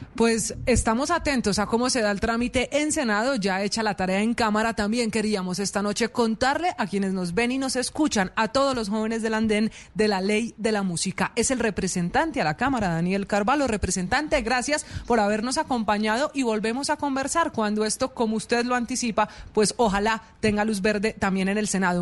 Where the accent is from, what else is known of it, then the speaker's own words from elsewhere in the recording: Medellín, Antioquia, Colombia; para mi tierra, para Medellín